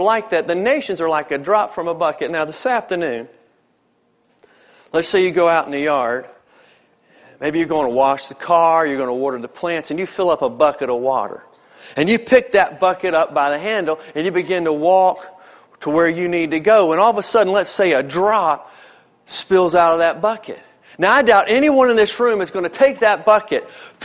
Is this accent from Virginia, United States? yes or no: yes; Newport News, Virginia, United States; growing up in Newport News